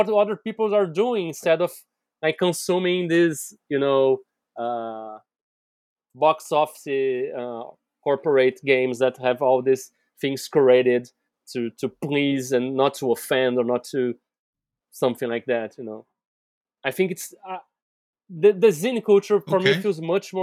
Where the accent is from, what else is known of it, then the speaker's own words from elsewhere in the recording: Brazil; I'm here from Brazil